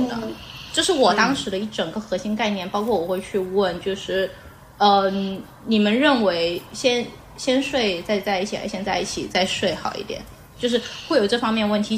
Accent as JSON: {"language": "Chinese", "town": "Xiamen", "region": "Fujian", "country": "China", "tie": "born or raised there", "said": "我们家就是，我是没有老家这个概念，我出生就在厦门，就出生就在厦门，就是我是一个完完全全的城市人。 呃，然后我就出生在厦门，老城区，但是有个问题，我的父母是生意人。然后我父母从小就是全，全国各地的飞，所以我是跟奶奶长大的"}